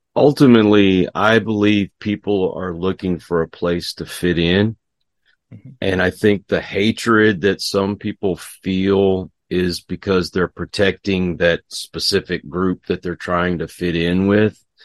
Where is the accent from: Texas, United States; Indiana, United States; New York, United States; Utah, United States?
Texas, United States; I'm from Texas